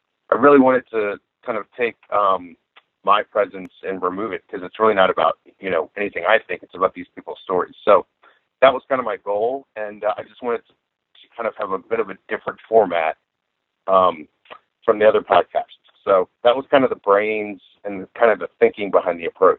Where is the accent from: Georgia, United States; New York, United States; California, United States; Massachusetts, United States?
Georgia, United States; Atlanta; I'm from Atlanta, Georgia.